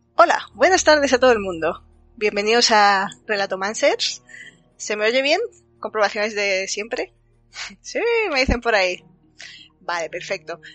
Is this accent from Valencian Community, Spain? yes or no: no; Andalusia, Spain